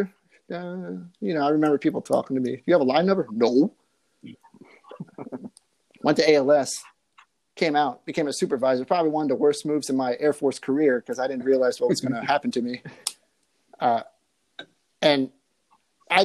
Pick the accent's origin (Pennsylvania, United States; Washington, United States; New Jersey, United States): Washington, United States; Silverdale; now in California, United States; I'm from Silverdale, Washington, about an hour west of Seattle. Now I'm currently here in California.